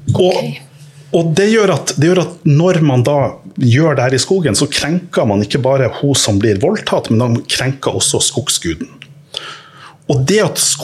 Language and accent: Norwegian; Norway; Jeg er jo norsk